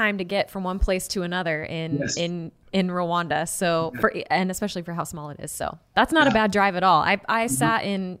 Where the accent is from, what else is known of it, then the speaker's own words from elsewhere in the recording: Seattle, Washington, United States; I'm from Seattle